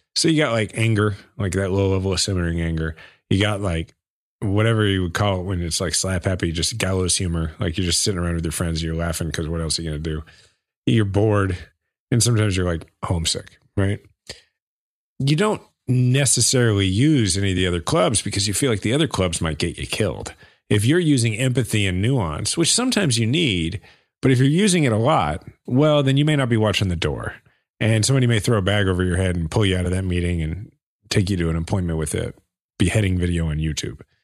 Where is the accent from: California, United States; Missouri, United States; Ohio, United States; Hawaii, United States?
Missouri, United States; Kansas City; my hometown, Kansas City.